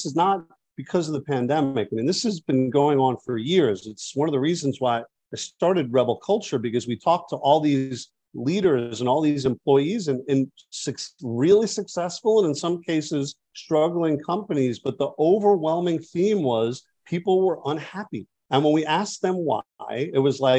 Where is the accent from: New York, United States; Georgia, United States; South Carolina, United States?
New York, United States; I'm a New Yorker too